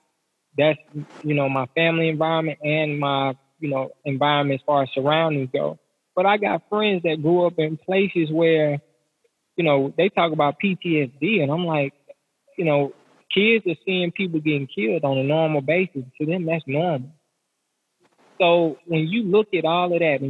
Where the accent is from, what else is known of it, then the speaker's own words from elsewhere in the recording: the South, United States; most of us, we're from the South, so we're in the Bible, but we grew up in church